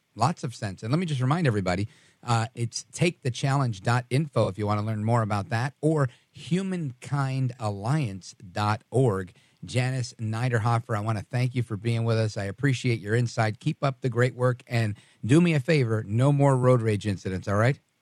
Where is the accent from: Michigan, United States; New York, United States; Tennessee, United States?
New York, United States; I was born in New York.